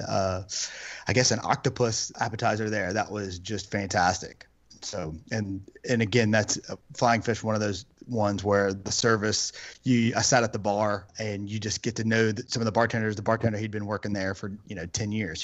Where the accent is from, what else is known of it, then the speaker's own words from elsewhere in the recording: Louisiana, United States; moved away as an adult; now in Arizona, United States; we're from Louisiana